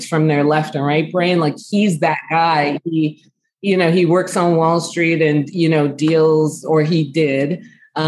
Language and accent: English; New York City, New York, United States; moved away; also born or lived in Chicago; I grew up in the Bronx and born and raised.